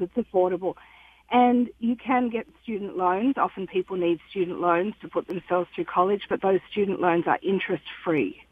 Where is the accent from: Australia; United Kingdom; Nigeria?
Australia; moved away as an adult; also born or lived in Detroit; now in Grosse Pointe Woods, United States; I come from Australia. And I've been living in Detroit now with my husband for the last nine years.